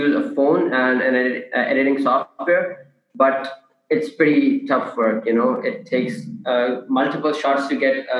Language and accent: English; Karachi, Sindh, Pakistan; born and bred in Karachi